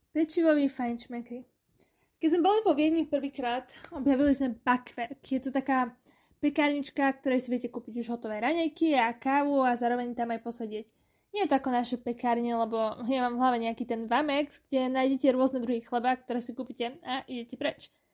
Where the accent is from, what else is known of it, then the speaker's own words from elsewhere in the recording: Košice, Košice Region, Slovakia; moved away as an adult; now in Vienna, Austria; U nás v Košiciach